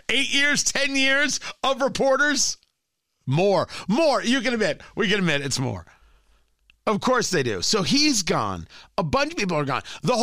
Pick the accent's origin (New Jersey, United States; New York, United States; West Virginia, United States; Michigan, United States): New Jersey, United States; when I was growing up in New Jersey.